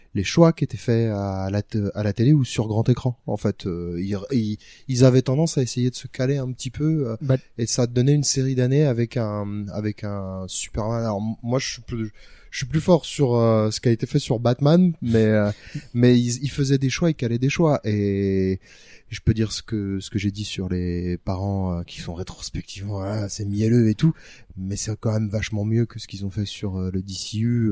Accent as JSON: {"language": "French", "country": "France", "said": "la plupart des gamins français"}